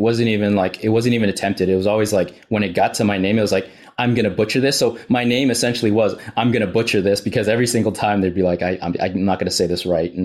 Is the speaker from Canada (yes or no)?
yes; Canada; born there; Canadian born Chinese. My dad was from China. Mom's from Hong Kong.